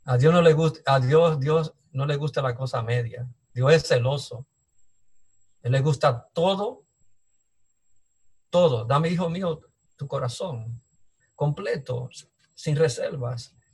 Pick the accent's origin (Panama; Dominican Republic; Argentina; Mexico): Dominican Republic; veo los peligros que hay en, República Dominicana, mi tierra que antes no era así.